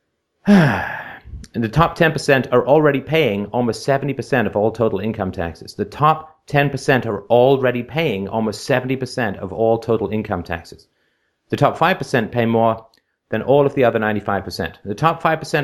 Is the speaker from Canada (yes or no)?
yes; Canada; I'm from Canada